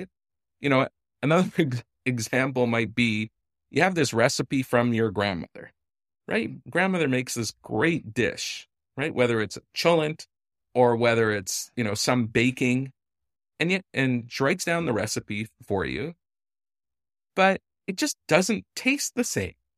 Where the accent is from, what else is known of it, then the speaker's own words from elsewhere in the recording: Canada; I'm a Canadian constitutional law professor who spent some time in Israel.